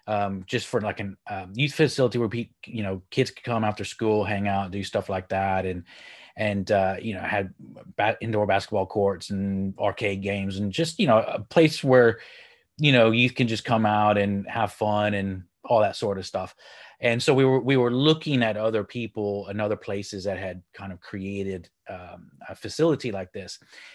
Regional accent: Texas, United States; now in United Kingdom; So I'm from Texas, but I live here in the UK up in the north.

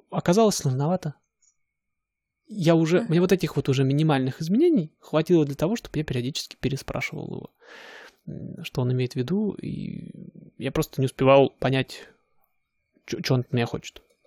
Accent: Siberia, Russia; moved away as an adult; я же из Сибири

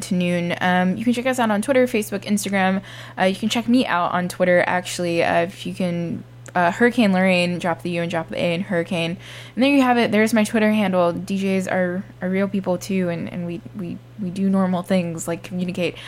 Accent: Miami, Florida, United States; I'm from Miami

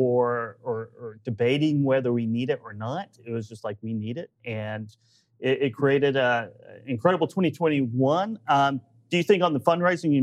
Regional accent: Oklahoma, United States; I'm just from Oklahoma

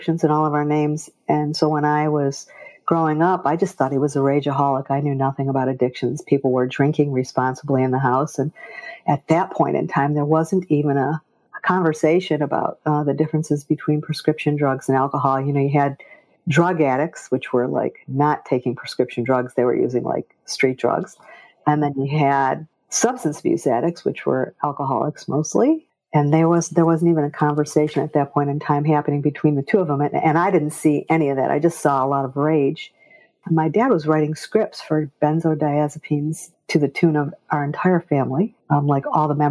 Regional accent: Michigan, United States; moved away as an adult; also born or lived in Kentucky / North Carolina; now in Scottsdale, United States; Well, I was born in Michigan

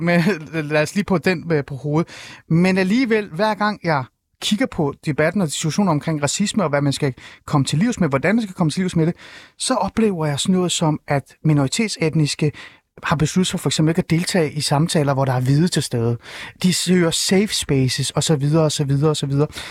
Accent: Iran; now in Denmark; jeg er jo selv iraner.

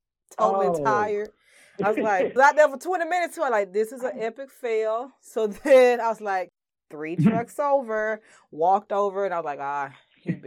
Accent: Birmingham, Alabama, United States; moved away; I'm from Birmingham

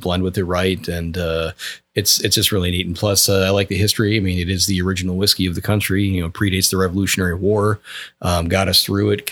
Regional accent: Wisconsin, United States; now in Georgetown, United States; my home state of Wisconsin

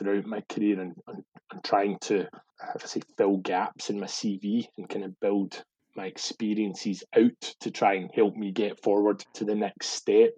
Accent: Glasgow, Scotland, United Kingdom; moved away as an adult; also born or lived in London; I'd been kind of born and brought up in Glasgow or the kind of surrounding suburbs

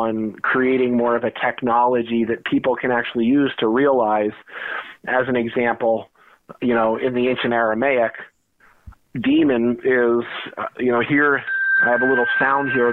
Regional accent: New Jersey, United States; my childhood growing up in New Jersey.

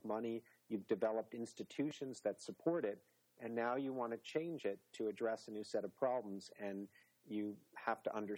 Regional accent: New York, United States; moved away; growing up in New York along the shore

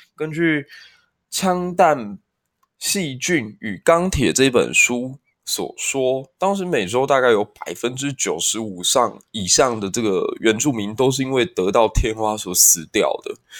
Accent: Kaohsiung, Taiwan; 身为一个高雄人

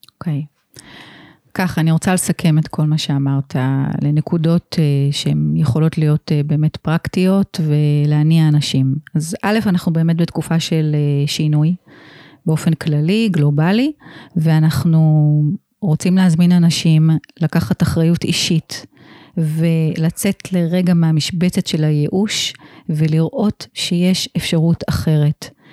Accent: Israel; אני גדלתי פה

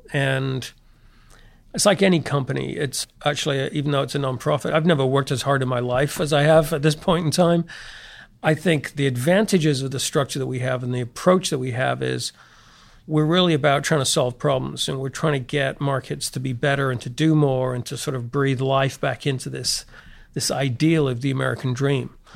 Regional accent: the north of England, United Kingdom; moved away as an adult; also born or lived in St Andrews, Scotland / Montreal, Canada / London, England; I grew up in England, the north of England, went to Saint Andrews in Scotland

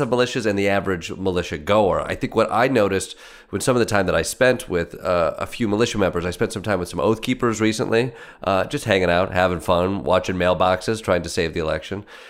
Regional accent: Michigan, United States; I'm from Michigan

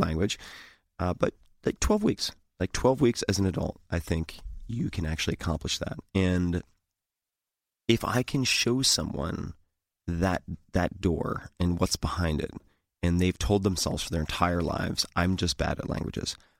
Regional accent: Eastern Long Island, New York, United States; I grew up on Eastern Long Island

